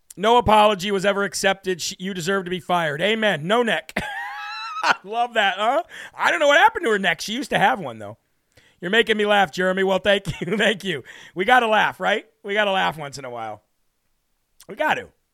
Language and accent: English; Illinois, United States; moved away; the state of Illinois, which is my home state